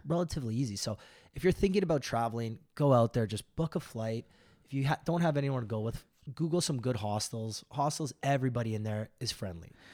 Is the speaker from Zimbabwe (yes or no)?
no; Toronto, Ontario, Canada; we're from Toronto in the big city